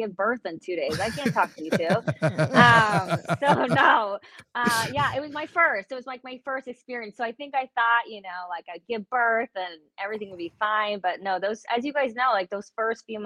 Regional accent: Vancouver, British Columbia, Canada; I was born in Vancouver, Canada

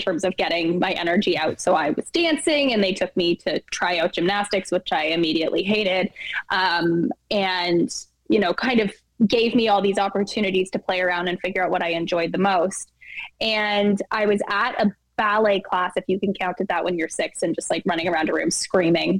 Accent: Toronto, Ontario, Canada; I was born in Toronto, Ontario in 1990 in the middle of a snowstorm in February

